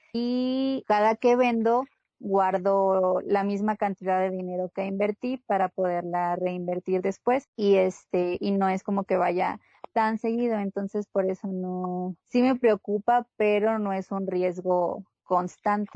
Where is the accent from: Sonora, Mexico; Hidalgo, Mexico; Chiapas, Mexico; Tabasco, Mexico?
Sonora, Mexico; moved away; soy de Sonora